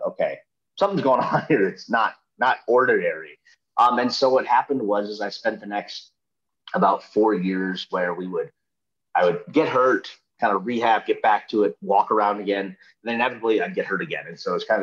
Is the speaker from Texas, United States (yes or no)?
no; Minnesota, United States; I grew up in Minnesota